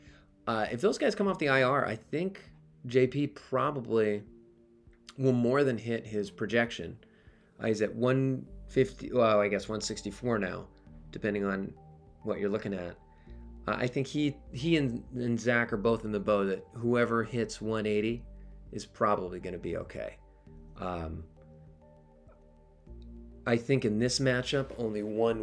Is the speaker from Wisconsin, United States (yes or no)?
no; New York, United States; As a New Yorker